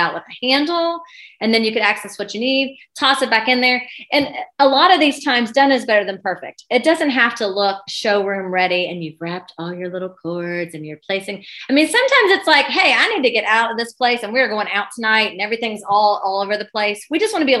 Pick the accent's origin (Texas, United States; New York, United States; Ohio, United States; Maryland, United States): Ohio, United States; moved away as an adult; now in Lexington, United States; I'm from Ohio